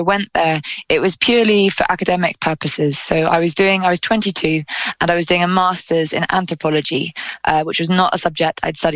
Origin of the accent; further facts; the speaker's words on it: London, United Kingdom; I'm a city kid. I grew up in London